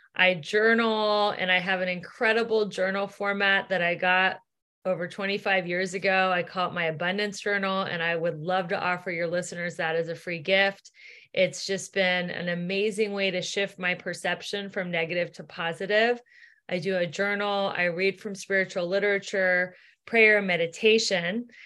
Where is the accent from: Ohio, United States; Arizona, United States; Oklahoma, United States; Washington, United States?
Ohio, United States; Cincinnati; moved away as an adult; now in Los Angeles, United States; I grew up in Cincinnati, Ohio